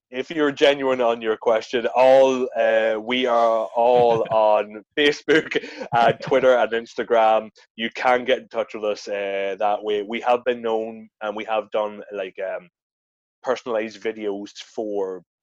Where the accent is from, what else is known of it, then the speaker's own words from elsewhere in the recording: Ireland; now in Edinburgh, United Kingdom; Now, I obviously because me being an Irish boy living in Edinburgh, I didn't want